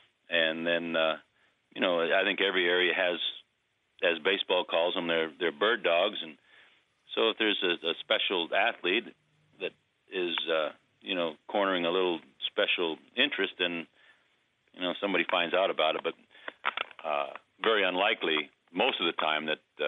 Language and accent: English; Charlestown, New Hampshire, United States; my hometown, Charlestown, New Hampshire, I grew up, there's only like 800, 900 people in my town.